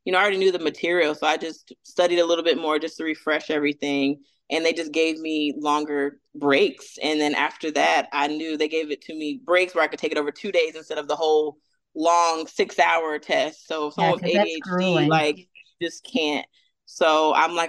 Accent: Atlanta, Georgia, United States; also born or lived in Fort Bragg, North Carolina; now in Orlando, United States; So I'm originally from, I say Atlanta because that's where I was raised

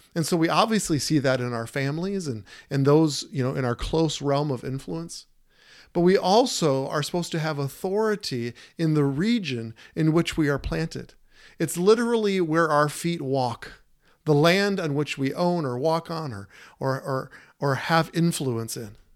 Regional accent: Prior Lake, Minnesota, United States; now in Staples, United States; she's from my hometown.

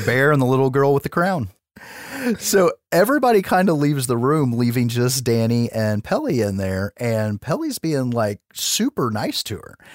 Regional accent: United States; I'm an American

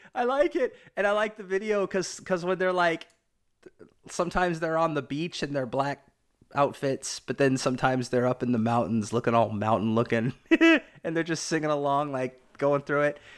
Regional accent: Portland, Oregon, United States

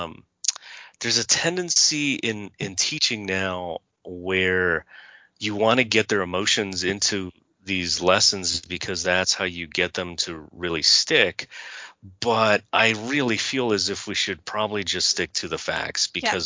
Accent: Southern California, United States; I was raised in Southern California.

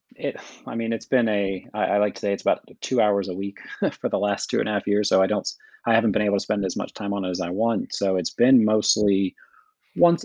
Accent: Kentucky, United States; I'm from Kentucky

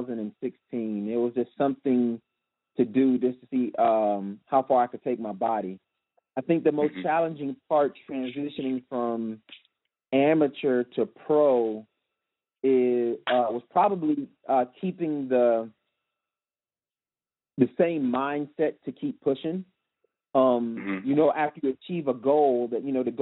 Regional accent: Richmond, Virginia, United States; I am from Richmond, Virginia

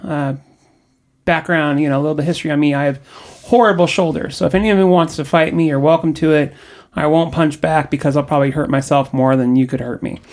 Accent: Orange County, Southern California, United States; I grew up in Southern California, in the technically Orange County, but not a great part of Orange County. And I was raised there.

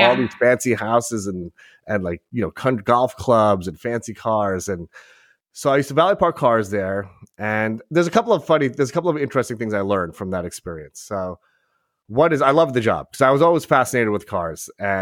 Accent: South Shore of Long Island, New York, United States; I grew up on the South Shore, which is a very blue collar

